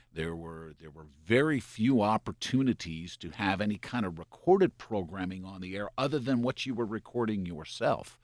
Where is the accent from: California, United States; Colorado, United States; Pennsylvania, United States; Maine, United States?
Pennsylvania, United States; Lebanon; I was born in Lebanon, Pennsylvania, about thirty miles east of Harrisburg